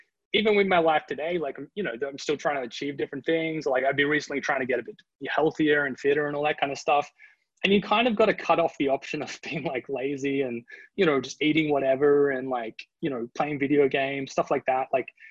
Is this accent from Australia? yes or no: yes; Australia; moved away as an adult; also born or lived in Sydney, Australia / Dusseldorf, Germany; I'm from Australia